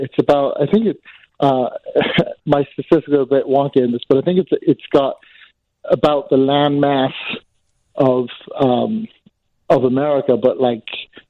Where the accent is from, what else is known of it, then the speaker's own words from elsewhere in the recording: Ireland; also born or lived in England; now in Chicago, United States; I'm not from here originally. I grew up in Ireland and England, and then I wound up here somehow.